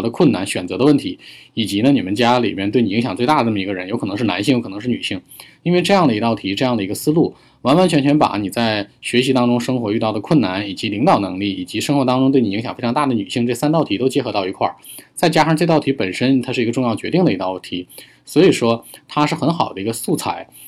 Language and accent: Chinese; China; 我们在中国的成长的家庭孩子